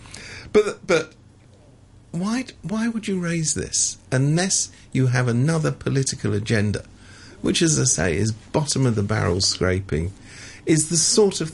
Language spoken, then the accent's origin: English; London, United Kingdom; now in Hong Kong; I come from London.